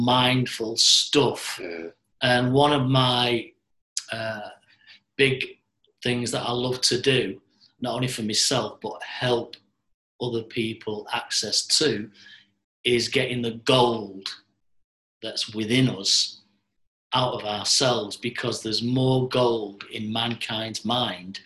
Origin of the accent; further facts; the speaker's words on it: Manchester, North West England, United Kingdom; born in Manchester, and at the moment I'm 60 years of age